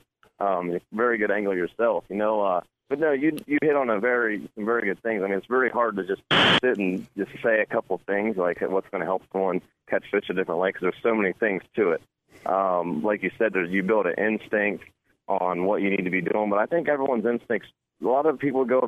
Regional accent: Ohio, United States; I'm from Ohio, so we pretty well have bass and bluegill and crappie and some catfish

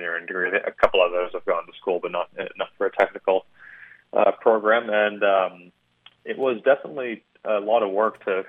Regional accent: Canada; moved away as an adult; now in Indianapolis, United States; as a Canadian

